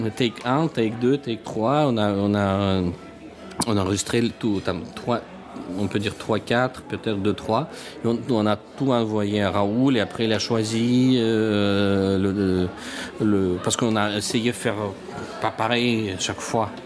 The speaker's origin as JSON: {"language": "French", "country": "Russia", "second_language": "French", "moved": "yes", "said": "je suis russe"}